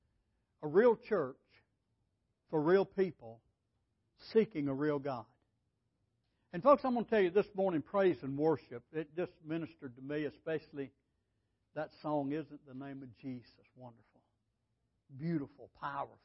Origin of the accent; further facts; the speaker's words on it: Holly Pond, Alabama, United States; also born or lived in California; I was saved in California and I came back to Alabama down at Holly Pond, Alabama.